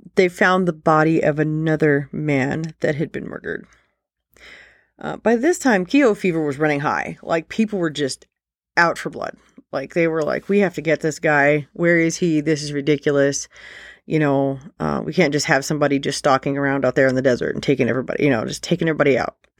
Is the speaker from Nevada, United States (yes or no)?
yes; Nevada, United States; my home state, Nevada